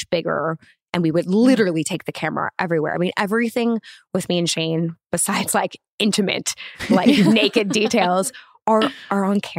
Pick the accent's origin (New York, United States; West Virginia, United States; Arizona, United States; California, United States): California, United States; Los Angeles; Yeah, in the Valley.